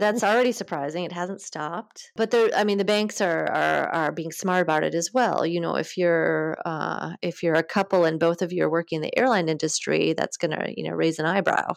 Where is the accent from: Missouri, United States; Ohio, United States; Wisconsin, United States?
Wisconsin, United States; moved away as an adult; also born or lived in Minneapolis, Minnesota; now in France; I grew up in Wisconsin, in a small town just north of Madison.